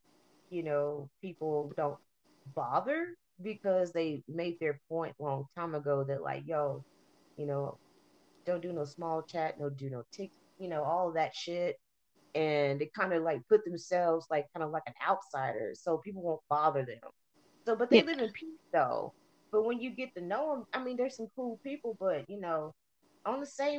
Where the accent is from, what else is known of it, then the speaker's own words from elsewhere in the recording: New England, United States; It's a big culture shock, especially, you know, for somebody that's born and raised in New England, you know